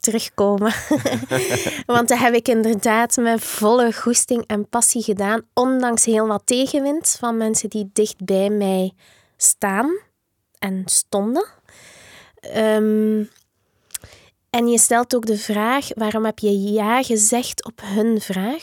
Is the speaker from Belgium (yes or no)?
yes; Diksmuide, Flanders, Belgium; Ik ben opgegroeid in Dixmuiden